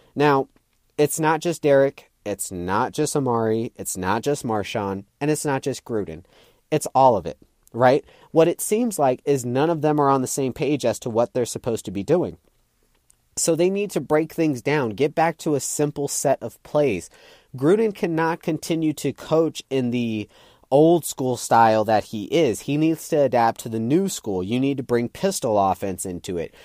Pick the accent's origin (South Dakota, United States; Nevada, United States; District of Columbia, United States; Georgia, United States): Nevada, United States; Las Vegas; Las Vegas, my hometown